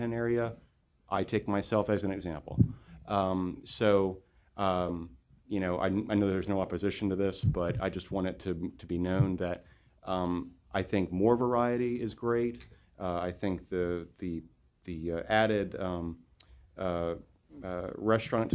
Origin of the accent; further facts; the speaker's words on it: Hampton, Virginia, United States; moved away as an adult; now in Norfolk, United States; We both are a lifelong residents of Hampton Roads. I came from Hampton.